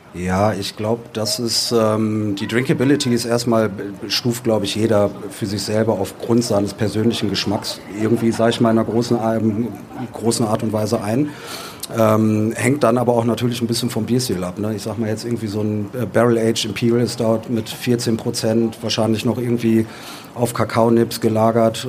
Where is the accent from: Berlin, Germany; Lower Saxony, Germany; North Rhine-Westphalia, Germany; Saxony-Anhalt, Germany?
North Rhine-Westphalia, Germany; Düsseldorf; wir sind Düsseldorfer selber